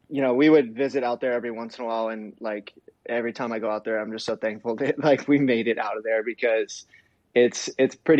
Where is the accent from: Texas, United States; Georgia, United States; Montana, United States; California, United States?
California, United States; Ventura; born or raised there; also born or lived in San Bernardino, California / Fontana, California